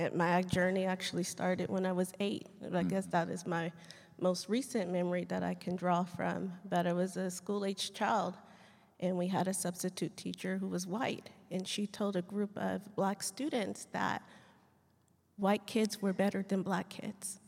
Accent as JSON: {"language": "English", "town": "Riverside", "region": "California", "country": "United States", "tie": "born or raised there", "also_born_or_lived": "Lakewood, California", "moved": "as an adult", "lives_now": "Fort Worth, United States", "said": "I was born in Lakewood, California, uh, but I was actually raised in Riverside"}